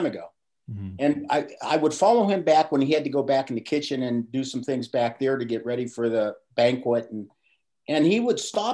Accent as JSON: {"language": "English", "town": "Pittsburgh", "region": "Pennsylvania", "country": "United States", "tie": "born or raised there", "said": "I grew up in Pittsburgh, PA. I was born and raised"}